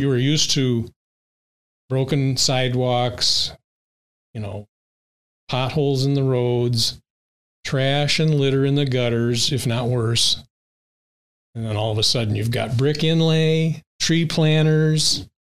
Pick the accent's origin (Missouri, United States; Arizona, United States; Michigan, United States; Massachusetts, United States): Michigan, United States; St. Joseph; we grew up um, block away from St. Joe High School